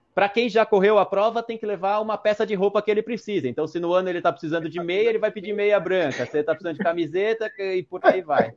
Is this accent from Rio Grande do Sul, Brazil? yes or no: no; Jundiaí, São Paulo, Brazil; Eu sou de Jundiaí, São Paulo